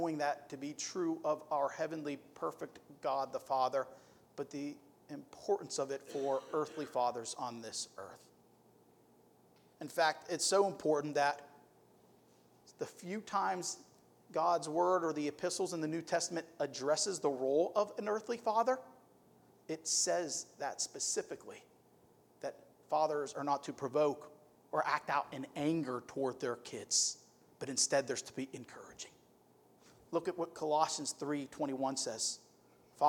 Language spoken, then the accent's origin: English; Youngstown, Ohio, United States; moved away; I'm from Youngstown, Ohio. I like boxing. We're like a boxing city